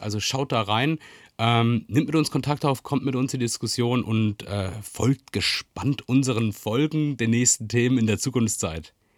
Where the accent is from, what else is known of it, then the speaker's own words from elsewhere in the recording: Freiburg, Baden-Württemberg, Germany; ich bin in Freiburg aufgewachsen